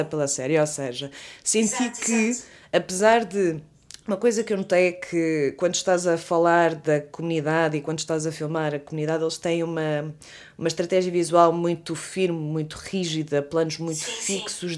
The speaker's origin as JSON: {"language": "Portuguese", "town": "Leiria", "region": "Centro", "country": "Portugal", "said": "nós as duas somos de Leiria"}